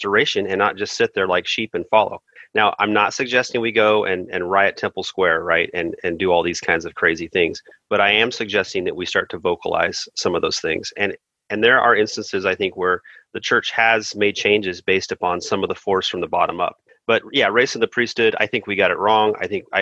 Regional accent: East Texas, United States; moved away; I grew up in East Texas for a while

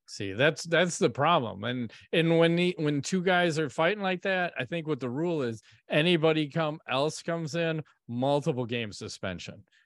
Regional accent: Chicago, Illinois, United States; We're from Chicago. I support the White Sox.

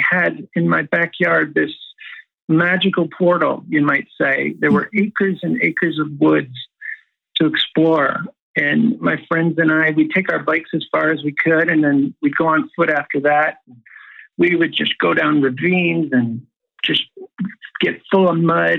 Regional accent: Mayfield, Ohio, United States; now in Southern California, United States; I grew up in small town Ohio, a place called Mayfield on the east side of Cleveland

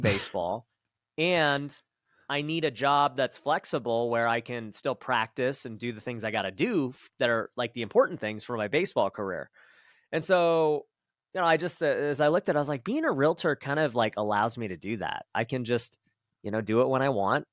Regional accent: Las Vegas, Nevada, United States; I grew up right here in Vegas, so born and raised one of the few

